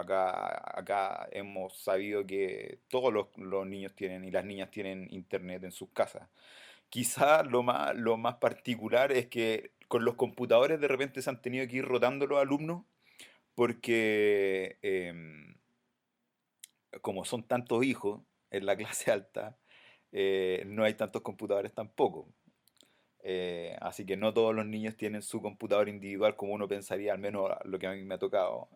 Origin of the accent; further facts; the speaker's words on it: Santiago, Santiago Metropolitan Region, Chile; representando aquí el sector sur, no, yo vengo de La Pintana